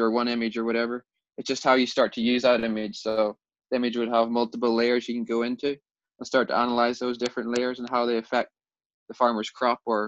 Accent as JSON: {"language": "English", "country": "Ireland", "said": "So we're from Ireland and we have a farming background. So our families have been farming for generations and generations."}